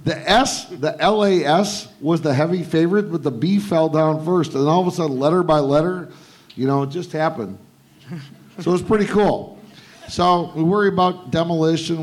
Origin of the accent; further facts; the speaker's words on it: Detroit, Michigan, United States; now in Las Vegas, United States; I grew up in Detroit